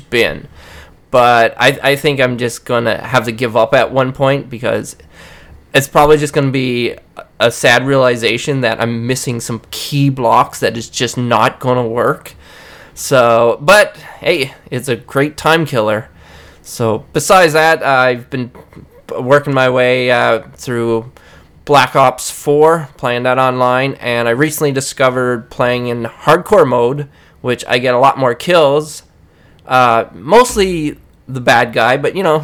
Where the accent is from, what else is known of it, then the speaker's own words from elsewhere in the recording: Newfoundland and Labrador, Canada; I'm from Newfoundland